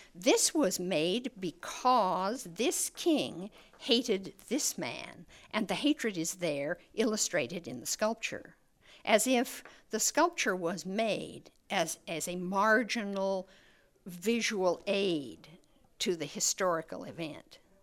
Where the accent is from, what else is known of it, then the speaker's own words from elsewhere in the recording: New Mexico, United States; growing up in New Mexico is, is, uh, an education in color